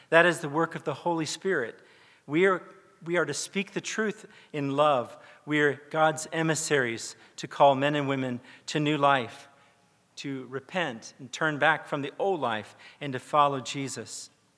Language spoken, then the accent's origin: English; South Korea; I grew up in South Korea. My parents were missionaries with the Presbyterian Church